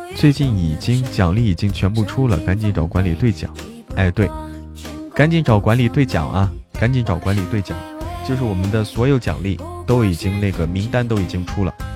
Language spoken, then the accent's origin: Chinese; Hebei, China; moved away; 我河北的